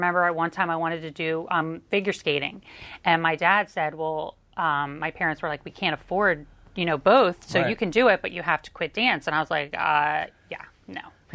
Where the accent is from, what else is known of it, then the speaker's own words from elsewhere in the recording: Lansdale, Pennsylvania, United States; I grew up in Lansdale